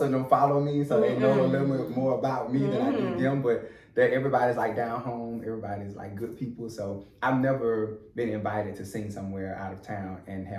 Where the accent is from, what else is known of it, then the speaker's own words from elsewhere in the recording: LaFayette, Alabama, United States; now in Atlanta, United States; I'm from Lafayette, Alabama.